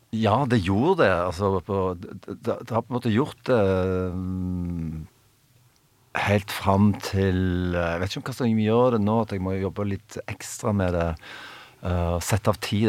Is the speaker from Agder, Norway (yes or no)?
no; Stavanger, Rogaland, Norway; vi kom liksom fra Stavanger